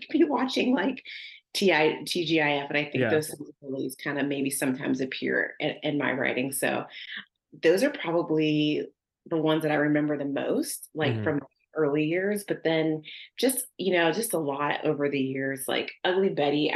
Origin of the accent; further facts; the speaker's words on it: Youngstown, Ohio, United States; moved away; I have really good memories of growing up there